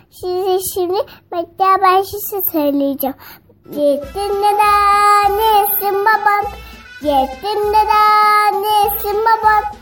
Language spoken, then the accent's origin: Turkish; Konya, Turkey; Konya, Konyalıyım.